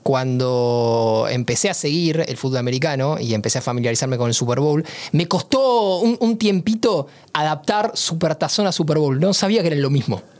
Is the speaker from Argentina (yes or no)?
yes; Argentina; soy argentino